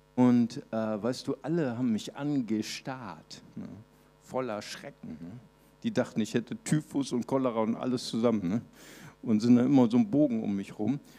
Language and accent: German; Recife, Pernambuco, Brazil; moved away; ich bin geboren in Brasilien, in Recife